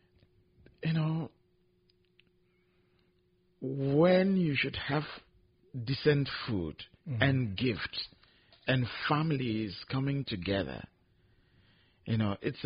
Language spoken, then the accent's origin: English; Nigeria; I'm from Nigeria